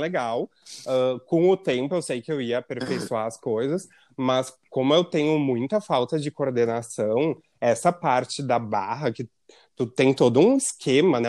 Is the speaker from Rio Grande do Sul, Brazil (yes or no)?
yes; Rio Grande do Sul, Brazil